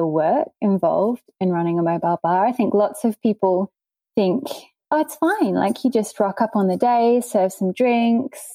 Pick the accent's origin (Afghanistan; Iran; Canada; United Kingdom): United Kingdom; England; now in Cairns, Australia; I'm not actually Australian. I'm English